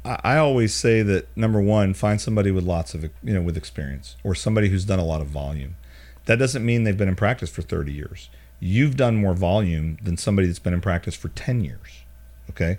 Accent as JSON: {"language": "English", "town": "Charlotte", "region": "North Carolina", "country": "United States", "tie": "born or raised there", "moved": "yes", "lives_now": "Birmingham, United States", "said": "we grew up in Charlotte"}